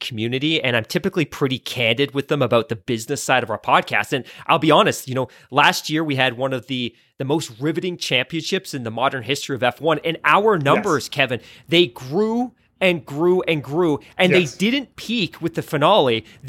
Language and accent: English; Canada; so do I, but that's because I'm Canadian.